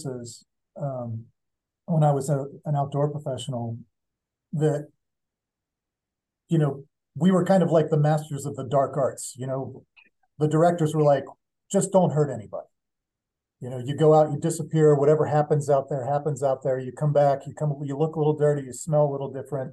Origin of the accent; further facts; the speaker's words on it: Pittsburgh, Pennsylvania, United States; moved away as an adult; now in Montana, United States; went to Pittsburgh, which is my hometown